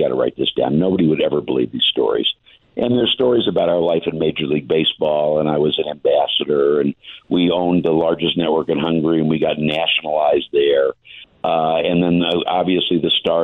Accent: Indianapolis, Indiana, United States; I'm from Indianapolis and been in Indianapolis my whole life

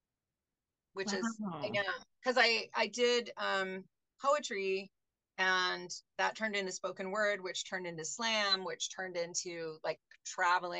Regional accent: Seattle, Washington, United States; now in Tucson, United States; I'm from Seattle. That's where I'm born and raised.

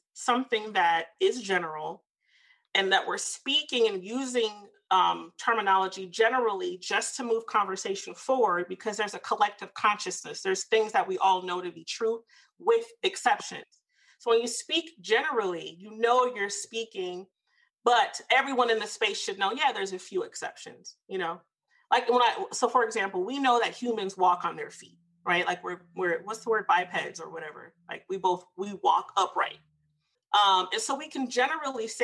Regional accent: the South, United States; I'm from the South

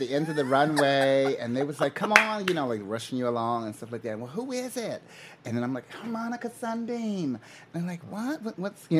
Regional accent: Newark, New Jersey, United States; I grew up in Newark.

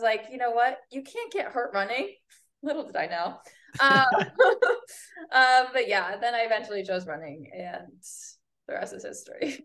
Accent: Northeast, United States; moved away as an adult; now in Florida, United States; I'm born and raised in Northeast.

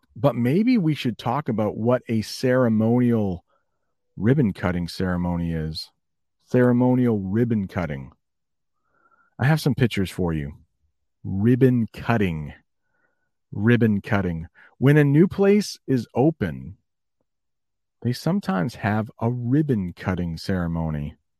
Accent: United States; as an American

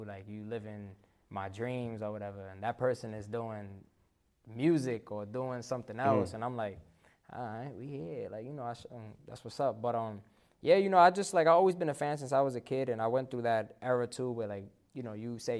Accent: New York City, New York, United States; I'm Puerto Rican from Harlem

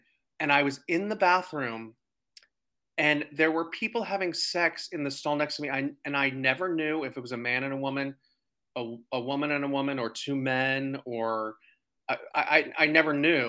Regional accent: Alexandria, Virginia, United States; also born or lived in Alabama / Panama / Arkansas / Woodbridge, Virginia; now in Washington, D.C., United States; I was born in Alabama, but then I kind of split my time in elementary school between Panama, where my dad worked, and Arkansas. And then I moved to DC when I was in the seventh grade. I grew up in Alexandria

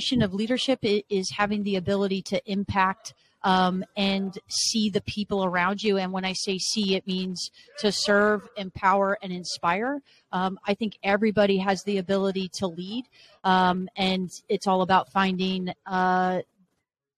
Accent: Arizona, United States; moved away as an adult; also born or lived in Las Vegas, Nevada / Pullman, Washington / Los Angeles, California; now in Ann Arbor, United States; Born and raised in Arizona.

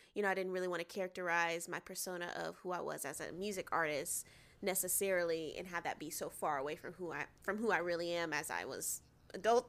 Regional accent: Atlanta, Georgia, United States; now in Los Angeles, United States; I'm from Atlanta, Georgia. I live in L A now

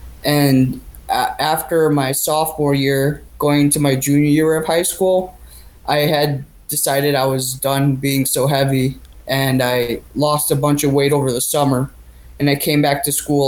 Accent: Glen Ellyn, Illinois, United States; Well, I'm from Illinois. So I grew up in Glen Ellyn, which is not far from where I live now.

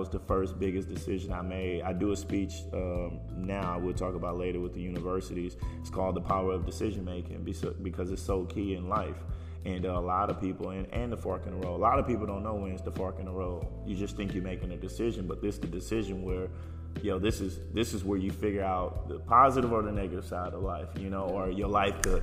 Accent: Houston, Texas, United States; I grew up in Houston. It's home

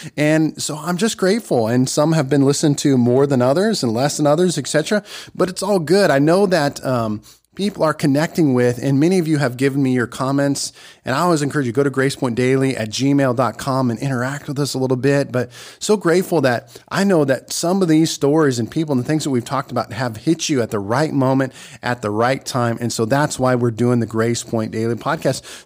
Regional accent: Nebraska, United States; moved away; Nebraska, my home state

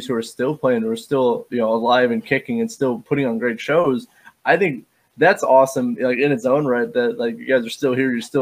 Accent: Indiana, United States; I'm from Indiana

